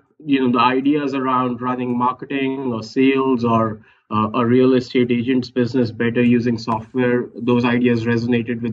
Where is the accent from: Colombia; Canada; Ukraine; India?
India; moved away as an adult; I grew up in India, studied there, went to IIT for my undergrad in engineering, straight away went to business school in India